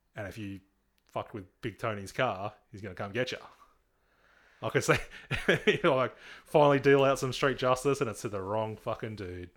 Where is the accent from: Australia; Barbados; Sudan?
Australia; Nowra, New South Wales; I grew up in East Nowra